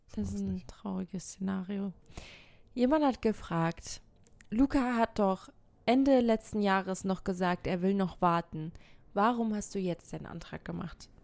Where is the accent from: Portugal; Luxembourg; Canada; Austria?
Portugal; now in Germany; in Portugal, da wo ich herkomme